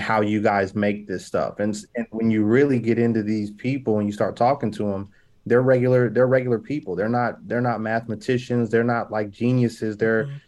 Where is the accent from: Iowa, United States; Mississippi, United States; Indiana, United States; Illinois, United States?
Indiana, United States; Indianapolis; I'm from Indianapolis